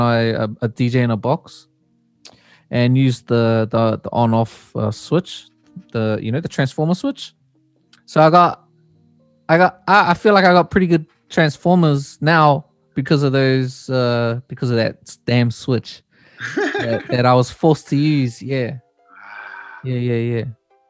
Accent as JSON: {"language": "English", "town": "Hamilton", "region": "Waikato", "country": "New Zealand", "tie": "born or raised there", "also_born_or_lived": "Auckland", "said": "I was born in Auckland, and my family moved down to Hamilton when I was 5, and I was there until I left home."}